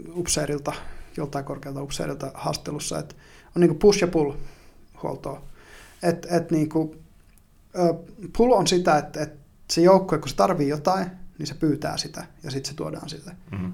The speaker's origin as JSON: {"language": "Finnish", "region": "northern Finland", "country": "Finland", "said": "kun mä oon pohjois kotoisin, niin se maakunta ei ole mitään muuta kuin suota"}